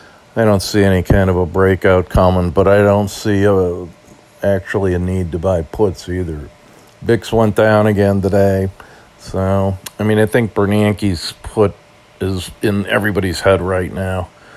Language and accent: English; Ireland; As an Irishman, always like to see the green.